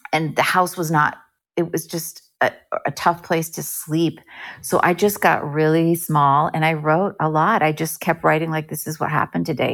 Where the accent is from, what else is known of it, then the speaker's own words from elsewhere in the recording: Bernardsville, New Jersey, United States; moved away as an adult; also born or lived in Evanston, Illinois; I grew up in New Jersey, and I wanted to perform. I enjoyed, uh, music and singing and performing in my little high school in Bernardsville, New Jersey